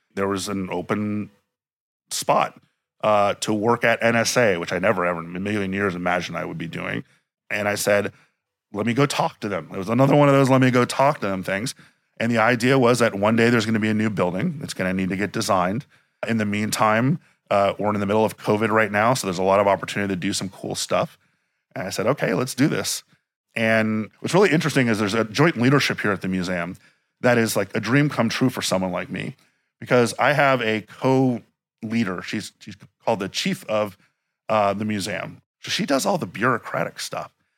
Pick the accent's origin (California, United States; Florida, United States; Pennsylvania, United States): Florida, United States; Miami; moved away; also born or lived in Washington, D.C.; I grew up in Miami, but I was born in DC